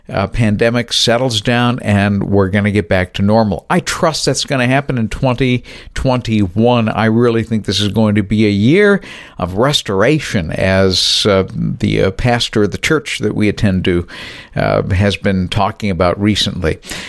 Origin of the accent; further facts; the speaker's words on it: New Bedford, Massachusetts, United States; as I was growing up in New Bedford, Massachusetts, south of Boston.